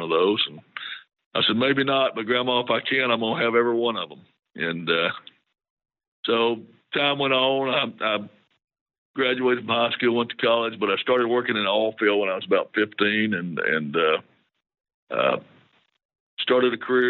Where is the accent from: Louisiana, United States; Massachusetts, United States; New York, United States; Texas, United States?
Texas, United States; Houston; I grew up here in Houston.